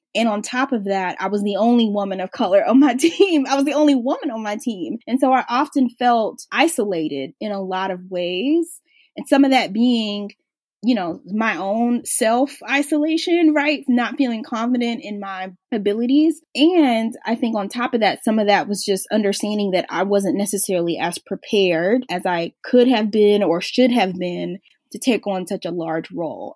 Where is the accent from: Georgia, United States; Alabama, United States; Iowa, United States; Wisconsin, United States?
Georgia, United States; Atlanta; also born or lived in Philadelphia; I grew up in Atlanta